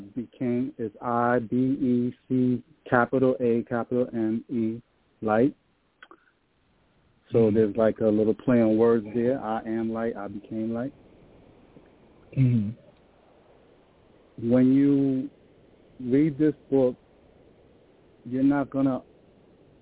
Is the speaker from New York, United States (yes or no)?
yes; New York City, New York, United States; I grew up in Brooklyn, New York.